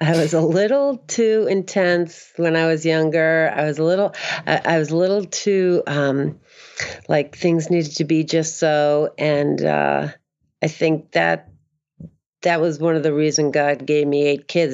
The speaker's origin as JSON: {"language": "English", "town": "Boston", "region": "Massachusetts", "country": "United States", "tie": "born or raised there", "also_born_or_lived": "Maine", "moved": "yes", "said": "I'm from the Northeast"}